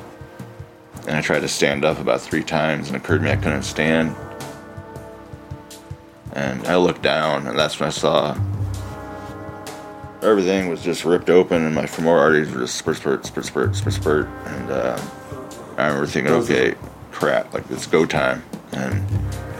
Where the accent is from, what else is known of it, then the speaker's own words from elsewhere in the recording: Midwest, United States; also born or lived in Seoul, South Korea; Being adopted at 10 months old, growing up in the Midwest